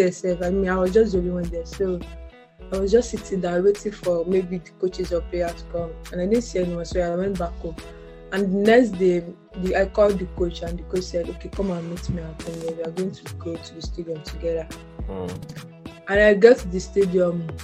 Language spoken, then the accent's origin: English; Osun, Nigeria; also born or lived in Delta State, Nigeria; I wasn't born in Osun State. I was born in Delta State.